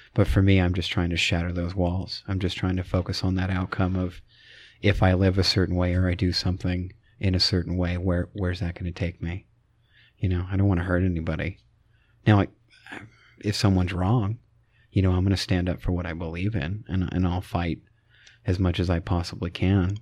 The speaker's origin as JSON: {"language": "English", "region": "Idaho", "country": "United States", "tie": "born or raised there", "said": "born and raised in Idaho"}